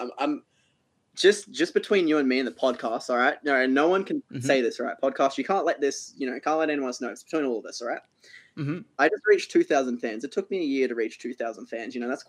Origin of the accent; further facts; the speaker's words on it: Queensland, Australia; I'm in Australia. I'm an Australian. Queensland. Southern Hemisphere.